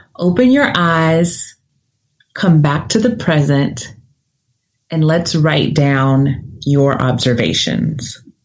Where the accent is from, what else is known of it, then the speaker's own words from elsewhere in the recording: Nashville, Tennessee, United States; I'm from the South, I'm from Nashville, Tennessee, but I talk fast